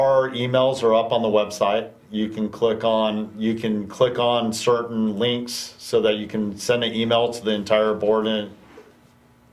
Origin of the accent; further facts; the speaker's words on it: Calaveras County, California, United States; the country that I grew up in Calaveras County.